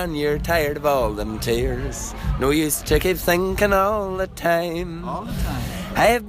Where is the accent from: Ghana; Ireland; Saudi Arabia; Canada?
Ireland; Dundalk, Leinster; We're from Dundalk, though.